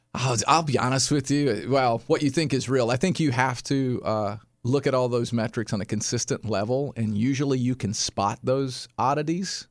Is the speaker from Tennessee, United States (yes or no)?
yes; Sparta, Tennessee, United States; also born or lived in Nashville, Tennessee; my hometown, which is Sparta, Tennessee